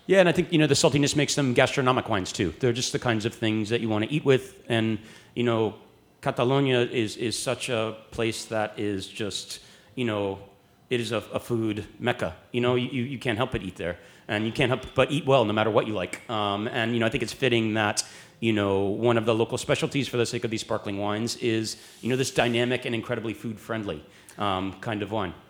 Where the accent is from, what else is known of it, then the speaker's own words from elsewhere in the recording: United States; speaking as an American